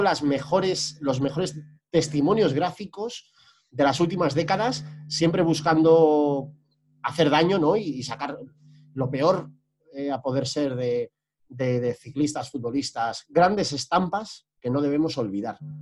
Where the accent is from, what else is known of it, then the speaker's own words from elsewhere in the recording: northern Spain, Spain; moved away; Yo, como norteño emigrado